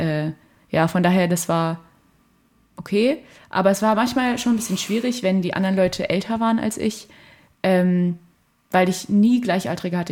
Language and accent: German; Fulda, Hesse, Germany; moved away as an adult; now in Halle, Germany; ich komme aus Fulda und da äh, fahre ich auch oft hin, um mit denen Zeit zu verbringen, mit meiner ganzen Familie